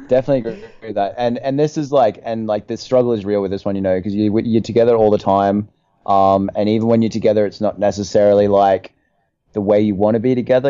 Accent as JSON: {"language": "English", "country": "Australia", "moved": "yes"}